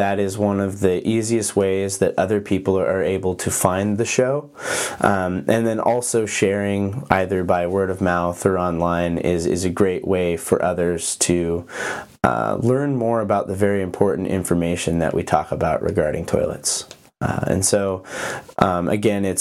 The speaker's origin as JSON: {"language": "English", "region": "Montana", "country": "United States", "tie": "born or raised there", "also_born_or_lived": "Oregon", "moved": "as an adult", "said": "I grew up in Montana but went to college in Oregon"}